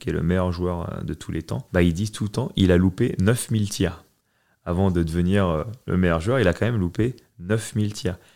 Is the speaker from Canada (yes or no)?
no; France; Et, surtout en grandissant en France, euh, mon père, il voulait être sûr que, que je sois prêt.